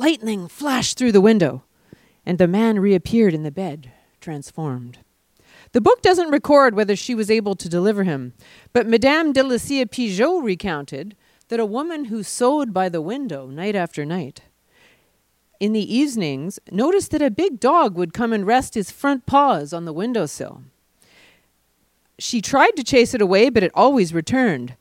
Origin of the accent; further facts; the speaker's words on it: Ottawa, Ontario, Canada; I grew up in Ottawa hearing the term loup-garou